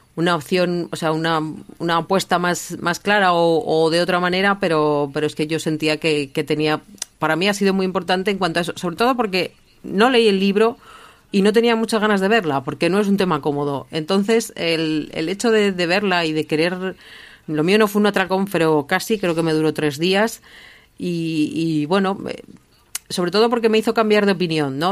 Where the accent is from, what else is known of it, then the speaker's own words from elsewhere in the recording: Basque Country, Spain; yo como, como vasca